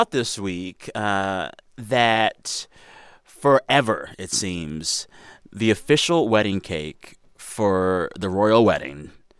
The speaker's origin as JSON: {"language": "English", "region": "California", "country": "United States", "said": "Hello, fellow Californian."}